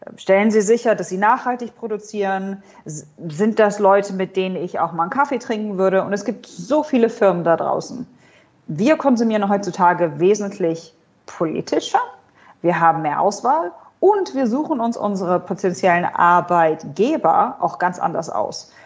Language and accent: German; Hanover, Lower Saxony, Germany; moved away as an adult; now in Dubai, United Arab Emirates; Ich komme ursprünglich aus Hannover, habe an der Uni Hannover studiert